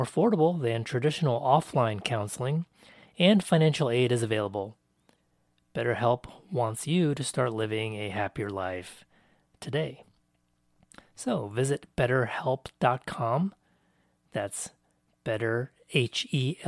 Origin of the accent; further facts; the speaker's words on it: United States; I am Taiwanese American.